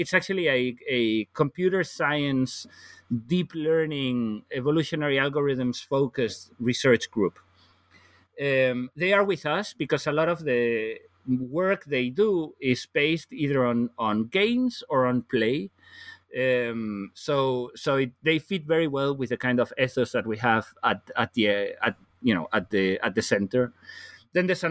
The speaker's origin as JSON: {"language": "English", "region": "Galicia", "country": "Spain", "second_language": "English", "moved": "as an adult", "lives_now": "Copenhagen, Denmark", "said": "I'm originally from Spain, from the northwest of Spain. So I'm Galician"}